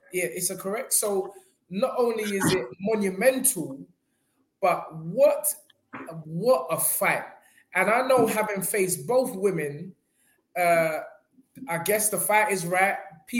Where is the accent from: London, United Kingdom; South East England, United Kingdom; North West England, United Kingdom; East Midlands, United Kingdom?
London, United Kingdom; I'm from Peckham.